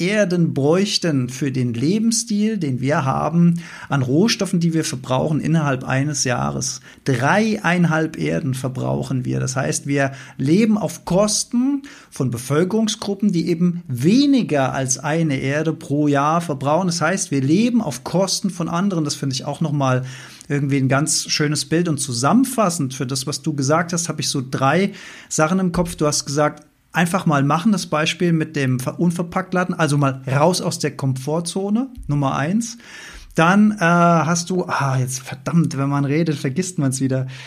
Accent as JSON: {"language": "German", "country": "Germany", "tie": "born or raised there", "said": "ich bin ja als, als Deutscher mit dem Mindset aufgewachsen, dass Deutschland ein sehr grünes Land ist"}